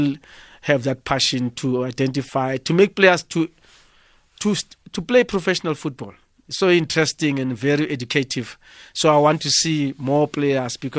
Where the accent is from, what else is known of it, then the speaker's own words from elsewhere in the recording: Soweto, Gauteng, South Africa; I'm originally born and brought up in Sinawane